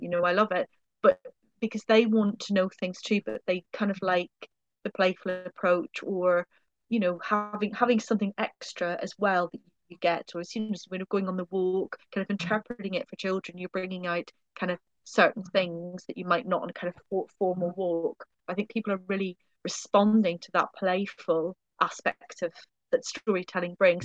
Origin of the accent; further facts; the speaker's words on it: Ireland; moved away; being Irish